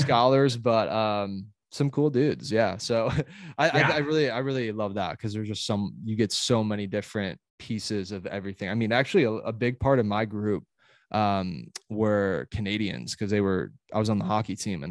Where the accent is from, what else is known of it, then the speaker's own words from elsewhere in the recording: Illinois, United States; moved away as an adult; also born or lived in Alabama; I was from Illinois going to Alabama